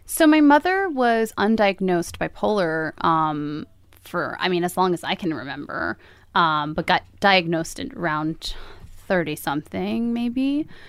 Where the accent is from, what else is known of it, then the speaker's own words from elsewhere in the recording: Hudson County, northern New Jersey, United States; now in Jersey City, United States; we lived in New Jersey, sort of all over New Jersey